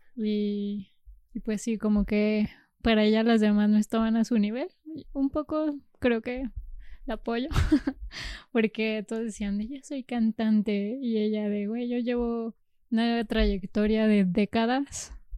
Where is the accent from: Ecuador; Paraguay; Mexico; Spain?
Mexico; Jalisco; moved away; also born or lived in Zacatecas; nací en Zacatecas por eh, la limitación de servicios de salud en la región. Y porque está más cerca Zacatecas que Guadalajara, de mi región